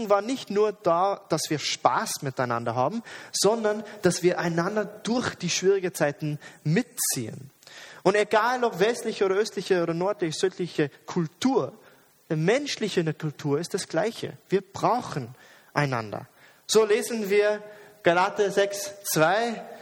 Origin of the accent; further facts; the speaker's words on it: Jordan; Ich bin nicht im Westen aufgewachsen. Und, und, sehr oft, aber in der Schule, wo ich arbeite, sehe ich diese westliche Einstellung von Individualismus. Jeder ist allein, jeder ist eine Insel, du schaffst es allein, wenn du kannst. In Jordanien war es aber nicht so.